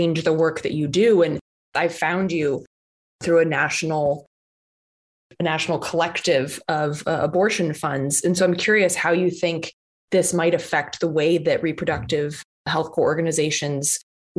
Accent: North Carolina, United States; moved away; I grew up partially in North Carolina

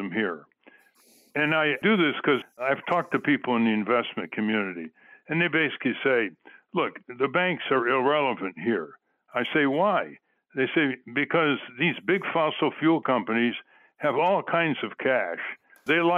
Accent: New England, United States; growing up in New England

